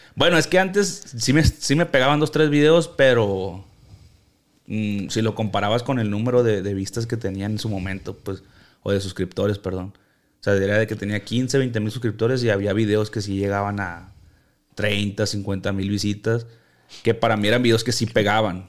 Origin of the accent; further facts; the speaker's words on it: Culiacán, Sinaloa, Mexico; soy de Culiacán